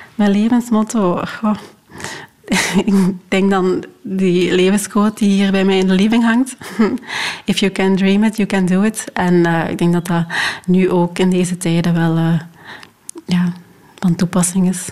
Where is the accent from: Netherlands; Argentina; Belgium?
Belgium; Hechtel-Eksel, Flanders; moved away as an adult; also born or lived in Rwanda; now in Leuven, Belgium; ik ben opgegroeid in Limburg, in Hechtel-Exel